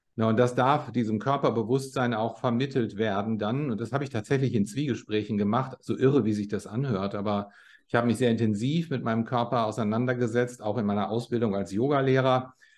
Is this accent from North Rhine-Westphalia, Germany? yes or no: yes; Bielefeld, North Rhine-Westphalia, Germany; moved away as an adult; also born or lived in Australia / Switzerland; now in Los Angeles, United States; Ich bin in Bielefeld in Nordrhein-Westfalen geboren, äh, neunzehnhundertsechsundsechzig und bin sehr früh mit zwanzig Jahren ins Ausland gezogen